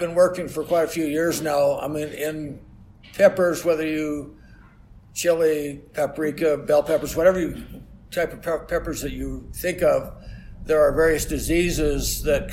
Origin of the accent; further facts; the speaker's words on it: Utah, United States; moved away as an adult; also born or lived in Iowa / Michigan; I grew up in Utah originally.